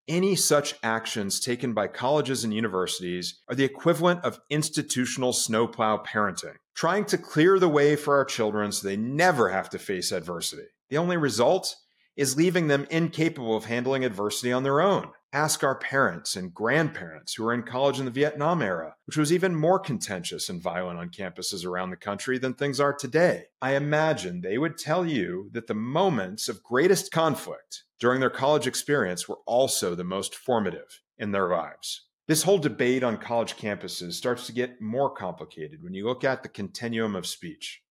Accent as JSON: {"language": "English", "country": "United States", "tie": "born or raised there", "said": "I was also born an American, and as an American, I'm a patriot"}